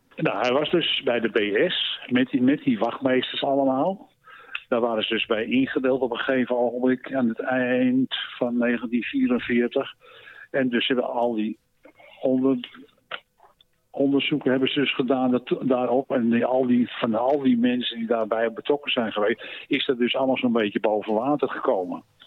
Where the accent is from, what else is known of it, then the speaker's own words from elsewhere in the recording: Amsterdam, North Holland, Netherlands; also born or lived in Maastricht; Ik ben destijds geboren in Maastricht, maar opgegroeid in Amsterdam